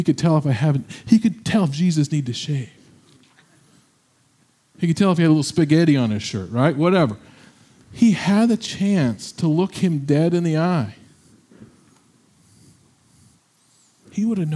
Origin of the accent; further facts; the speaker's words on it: Midwest, United States; we're from the Midwest